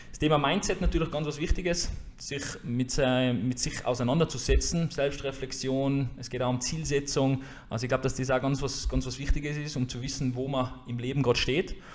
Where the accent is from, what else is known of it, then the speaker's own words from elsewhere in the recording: Jenbach, Tyrol, Austria; now in Hatting, Austria; Wo komme ich her? Ich komme äh, aus Jenbach, also eigentlich aus dem Unterland, wohne mittlerweile in Hatting, also in der Gegenrichtung.